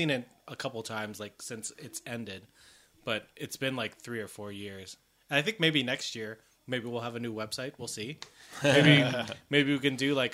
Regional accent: Canada; We're Canadian

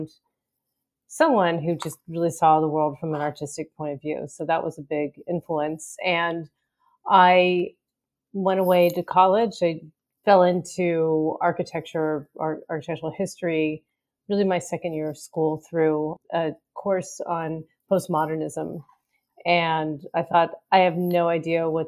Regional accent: Pittsburgh, Pennsylvania, United States; I grew up in Pittsburgh

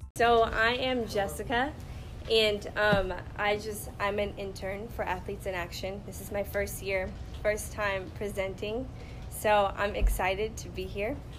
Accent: Los Angeles, California, United States; I grew up in Los Angeles, California

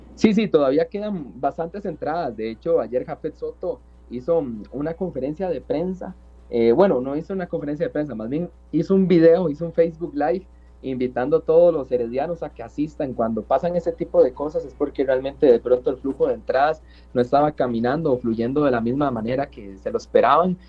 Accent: Cartago, Costa Rica; yo que soy de Cartago

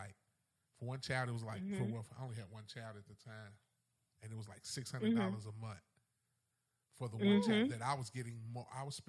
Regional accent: Kentucky, United States; I'm from Kentucky

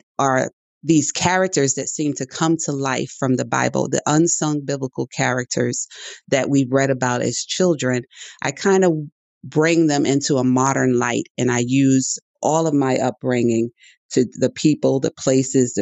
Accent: New York City, New York, United States; I was born in the Bronx, New York, and I think I owe my writing style to where I was brought up.

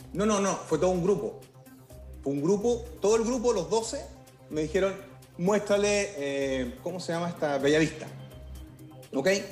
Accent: Santiago, Santiago Metropolitan Region, Chile; Yo cuando era niño en el Instituto Nacional

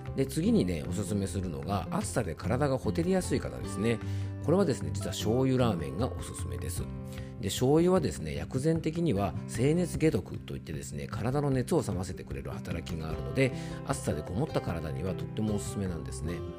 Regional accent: Yamanashi, Japan; 僕の地元のね、ラジオ局 YBS ラジオという放送局

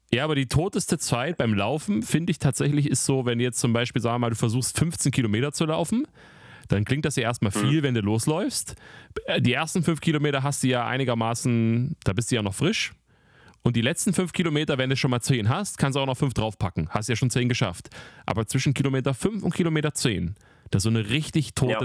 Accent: near Weimar, Thuringia, Germany; moved away; Weimar, meine, meine alte Heimat fast

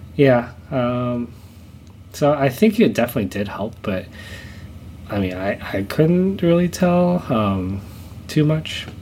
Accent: Southern California, United States; I was born here in the states. I was born in um, in Southern California

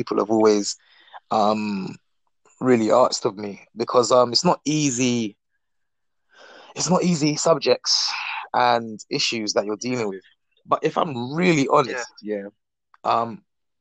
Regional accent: London, United Kingdom; I'm from Northwest London

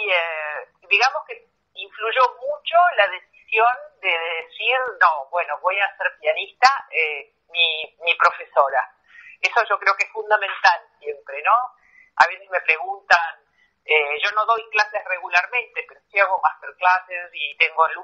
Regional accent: Argentina; moved away; yo estoy lejos de la Argentina, nunca en mi vida desde que me fui de Argentina he pasado tanto tiempo sin volver a mi país, mi mamá está allá

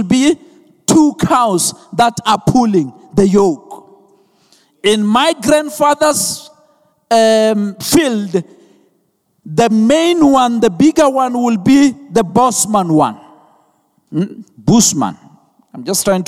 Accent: Venda, Limpopo, South Africa; I'm from Venda, so there are cows there. So we grow up with cows

